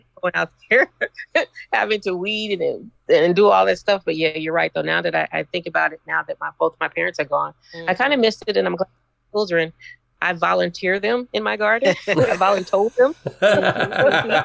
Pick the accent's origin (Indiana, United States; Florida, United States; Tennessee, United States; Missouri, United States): Missouri, United States; we grew up in Missouri